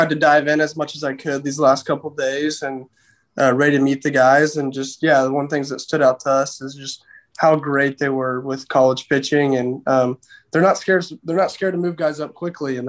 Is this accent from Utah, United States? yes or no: no; Houston, Texas, United States; I'm from the Houston area.